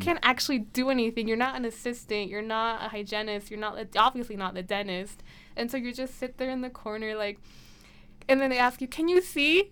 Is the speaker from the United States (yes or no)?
yes; Blackfoot, Idaho, United States; I'm from the Blackfoot area